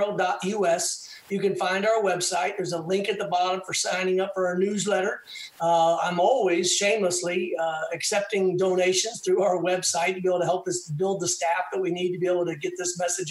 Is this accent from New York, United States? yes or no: no; Texas, United States; as a Texan